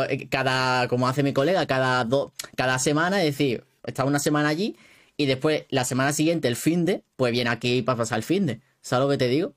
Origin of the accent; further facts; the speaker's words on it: Málaga, Andalusia, Spain; Yo soy de Málaga